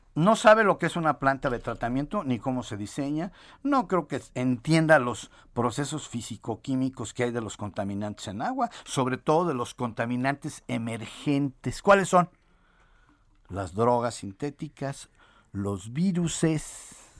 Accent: a small town in Michoacán, Mexico; soy de un pueblito de Michoacán

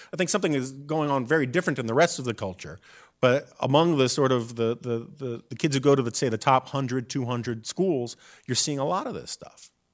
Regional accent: New York City, New York, United States; now in Washington, United States; I grew up in New York City in the nineteen seventies

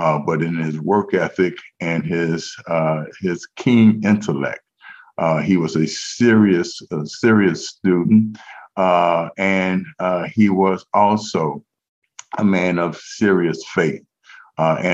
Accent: Cincinnati, Ohio, United States; I'm a native Cincinnatian

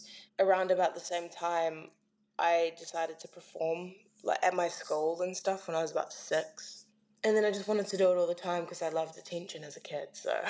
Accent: Clarks Beach, Auckland, New Zealand; I grew up in Clarks Beach, so like South Auckland, like really south.

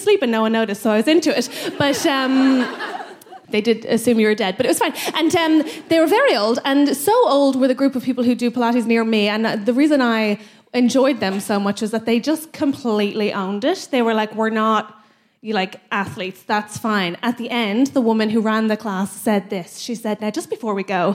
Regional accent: Ireland; as an Irish woman

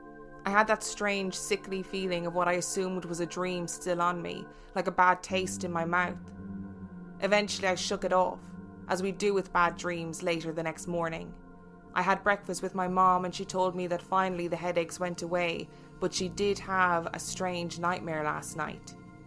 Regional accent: Brooklyn, New York, United States; The house I grew up in is in Brooklyn, and my grandparents bought it while it was being built.

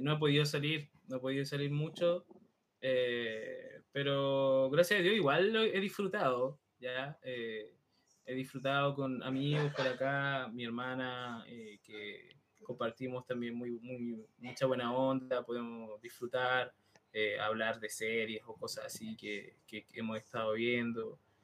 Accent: Santiago, Santiago Metropolitan Region, Chile; moved away; yo soy de Santiago, yo nací en Santiago, que es la capital de Chile

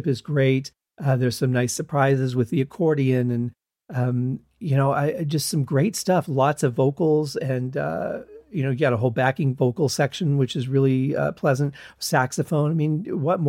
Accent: Michigan, United States; moved away as an adult; I was raised in Michigan

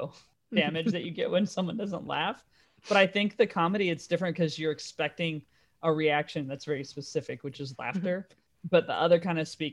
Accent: California, United States; moved away as an adult; also born or lived in New York / Dallas; now in London, United Kingdom; I was in California and I moved to New York. And that was the first time I'd moved out of California when I was like 30

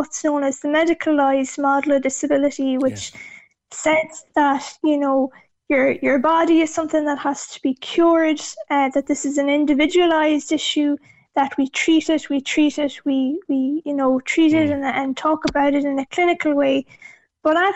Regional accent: Mayo, Connacht, Ireland; I'm from Acklinand and Mayo myself, and growing up as the only disabled child in the village

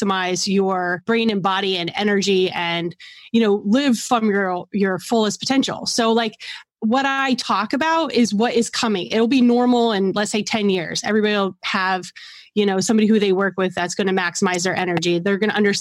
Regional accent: New York City, New York, United States; I'm from New York City

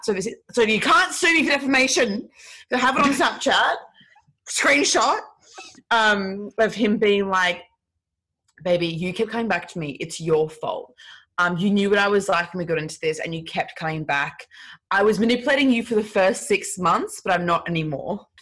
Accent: Brisbane, Queensland, Australia; I'm from um I'm from Brisbane

